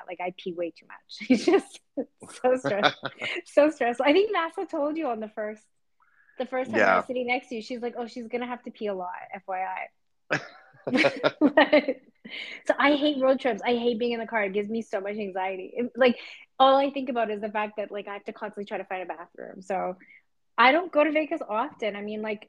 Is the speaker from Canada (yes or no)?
yes; Canada; moved away as an adult; now in United States; I'm from Canada